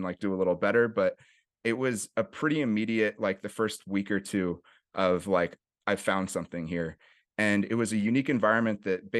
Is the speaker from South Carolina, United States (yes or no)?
no; Berkeley, California, United States; I grew up in the East Bay area, went to school for middle school and high school in Berkeley.